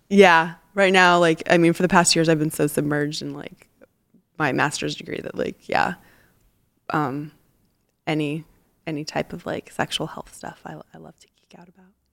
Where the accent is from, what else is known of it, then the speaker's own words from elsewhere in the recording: Tucson, Arizona, United States; now in San Francisco, United States; I grew up in Tucson, Arizona